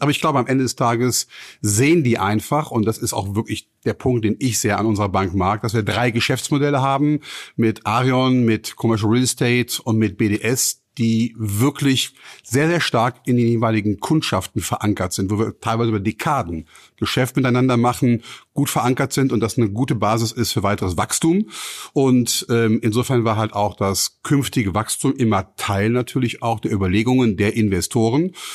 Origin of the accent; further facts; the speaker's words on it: Cologne, North Rhine-Westphalia, Germany; ich bin äh, in Köln geboren 1964